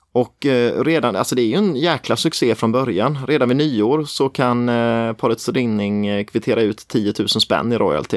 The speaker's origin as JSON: {"language": "Swedish", "area": "near Tenhult, Småland", "region": "Jönköping County", "country": "Sweden", "said": "Tenhult är jäkligt nära där jag kommer ifrån."}